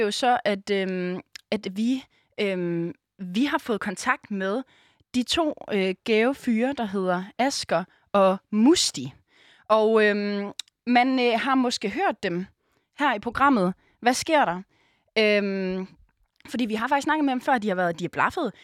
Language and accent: Danish; Aarhus, Central Denmark Region, Denmark; moved away as an adult; now in Copenhagen, Denmark; lever vi jo lidt nomadetilværelsen her i København, fordi vi er jo egentlig fra Aarhus